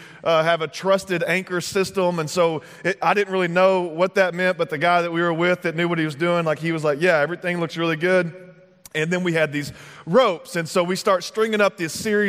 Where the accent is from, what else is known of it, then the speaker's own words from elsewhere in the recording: Texas, United States; moved away; I'm originally from Texas